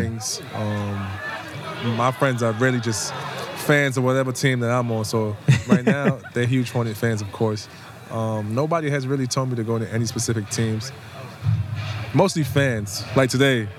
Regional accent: New York City, New York, United States; I'm from here. I'm from the Bronx.

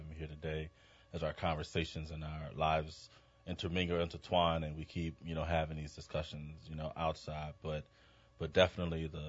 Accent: New Orleans, Louisiana, United States; moved away as an adult; I'm a New Orleans native

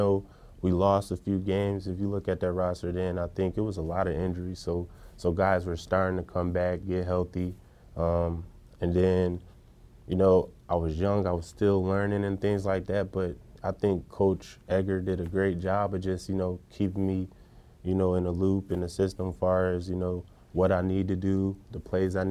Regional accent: Niagara Falls, New York, United States; I grew up upstate New York, Niagara Falls, New York

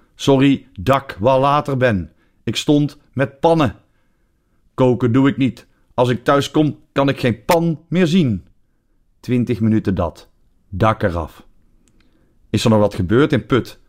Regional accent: Netherlands; now in Belgium; mijn geboorteland

